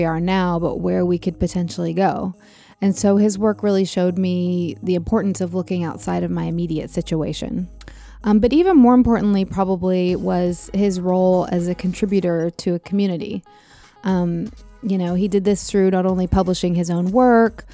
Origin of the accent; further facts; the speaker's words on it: the American South, United States; moved away; also born or lived in San Francisco / Los Angeles; As a kid growing up in the American South